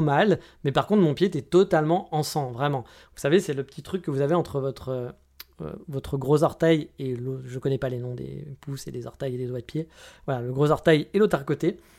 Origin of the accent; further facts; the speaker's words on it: France; now in Japan; on est français, monsieur